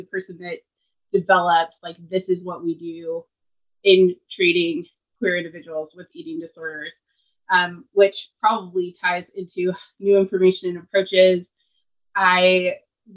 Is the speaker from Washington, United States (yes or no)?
yes; Seattle, Washington, United States; moved away; also born or lived in Tennessee; I am originally from the Seattle area